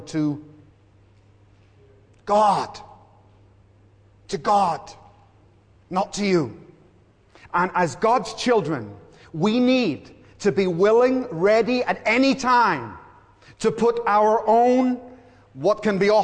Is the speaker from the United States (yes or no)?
no; Belfast, Northern Ireland, United Kingdom; I grew up in Belfast, and all my brothers, three brothers, worked in a hotel at the end of our street